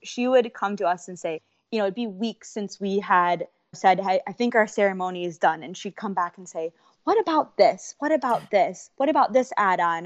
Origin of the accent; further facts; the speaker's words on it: Michigan, United States; now in Orlando, United States; We're both from Michigan